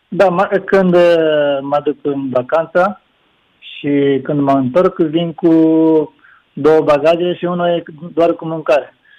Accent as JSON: {"language": "Romanian", "town": "Nagoya", "region": "Aichi", "country": "Japan", "second_language": "Romanian", "moved": "as an adult", "lives_now": "Romania", "said": "eu sunt din Nagoya"}